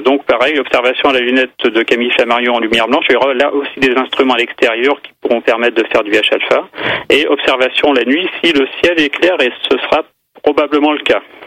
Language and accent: French; the North, Hauts-de-France, France; Chez nous, dans le Nord